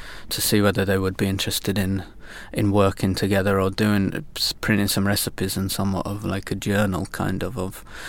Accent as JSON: {"language": "English", "town": "York", "region": "Yorkshire and the Humber", "country": "United Kingdom", "tie": "born or raised there", "moved": "as an adult", "lives_now": "Sweden", "said": "I come from York originally, in the north of England"}